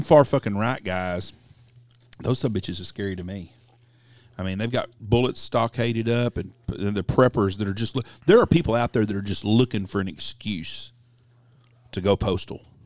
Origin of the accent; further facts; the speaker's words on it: Texas, United States; I'm a Texan